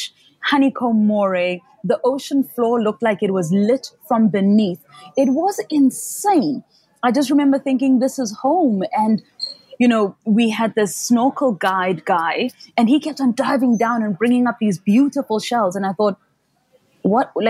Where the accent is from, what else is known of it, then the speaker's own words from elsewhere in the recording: Soweto, Gauteng, South Africa; I grew up in Soweto, which is like a township or a location 6 hours from the nearest sea